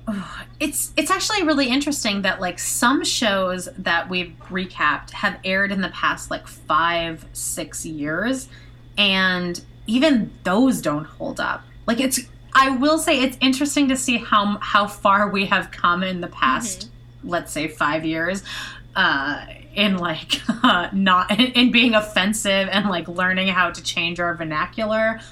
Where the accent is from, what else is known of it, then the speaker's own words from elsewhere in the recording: Canada; moved away; I'm from Canada.